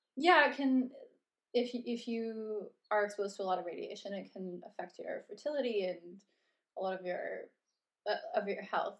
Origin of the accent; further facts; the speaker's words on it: Red Deer, Alberta, Canada; moved away as an adult; now in London, United Kingdom; I'm from Cal- around Calgary, specifically Red Deer, Alberta